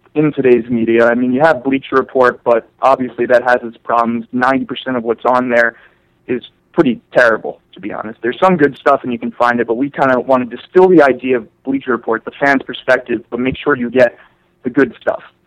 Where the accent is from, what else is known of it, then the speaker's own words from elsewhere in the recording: New York, United States; I'm from New York